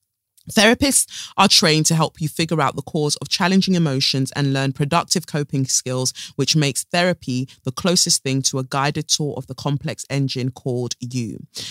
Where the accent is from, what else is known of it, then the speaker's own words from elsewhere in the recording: United Kingdom; born there; Me, I am born here and I'm British.